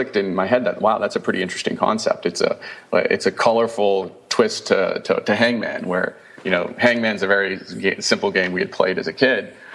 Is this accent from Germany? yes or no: no; Canada; I'm Canadian